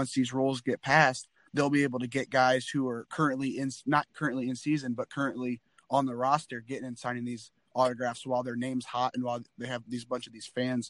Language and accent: English; Indiana, United States; I'll say IU basketball, for example, just because I'm from Indiana.